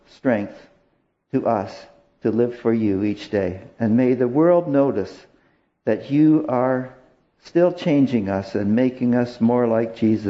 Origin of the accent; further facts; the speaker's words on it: Canada; help us as Canadian citizens